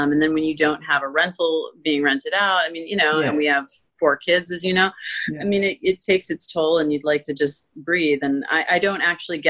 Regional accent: Florida, United States; moved away; I'm from Florida and it is beautiful there

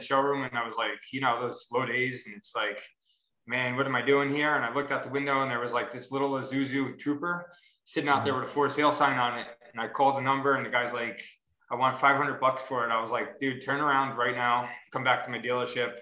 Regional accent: Westchester, New York, United States; moved away as an adult; now in Ohio, United States; I'm from Westchester, right out of New York City

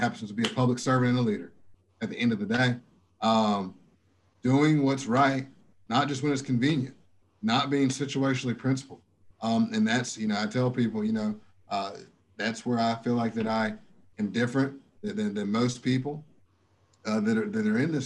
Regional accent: United States; I'm from Dalton Avenue, USA

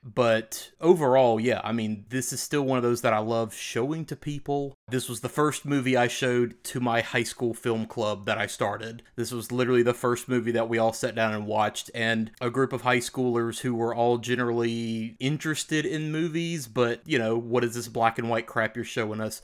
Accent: the South, United States; We grew up in the South

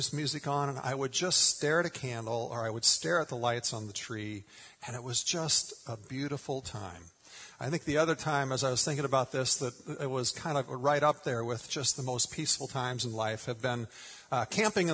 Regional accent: Minnesota, United States; moved away; grew up in Minnesota

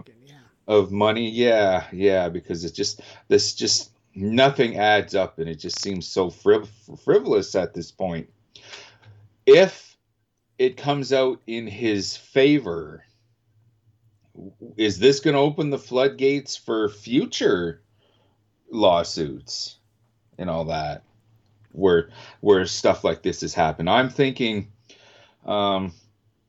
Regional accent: Canada; I'm also Canadian

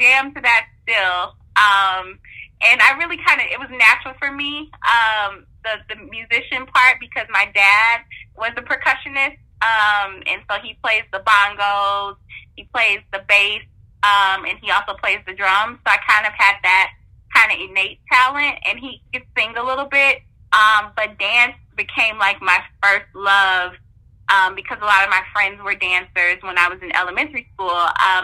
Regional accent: Midwest, United States; moved away; I grew up in the Midwest

